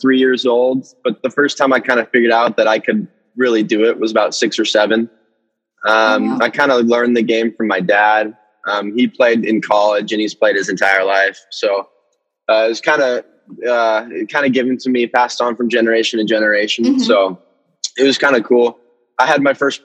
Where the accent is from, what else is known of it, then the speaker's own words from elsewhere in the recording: Southern California, United States; now in Washington, United States; I grew up in Southern California